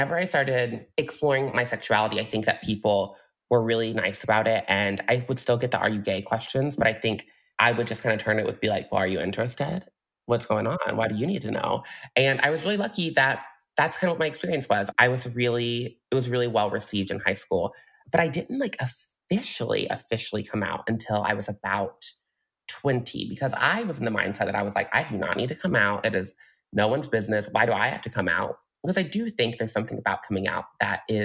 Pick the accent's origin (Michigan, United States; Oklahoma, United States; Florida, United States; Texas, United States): Oklahoma, United States; Mustang; now in Chicago, United States; I am originally from Mustang, Oklahoma, which is like this like little tiny baby cowboy town in Oklahoma.